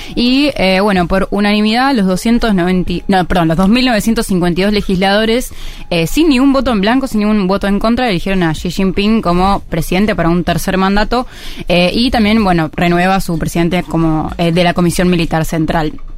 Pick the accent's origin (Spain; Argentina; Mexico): Argentina